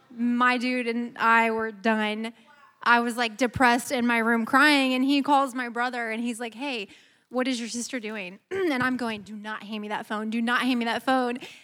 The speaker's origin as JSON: {"language": "English", "region": "Midwest", "country": "United States", "moved": "as an adult", "lives_now": "Georgia, United States", "said": "we're from the Midwest, but we've lived in Georgia, thank you, for the last almost seven years"}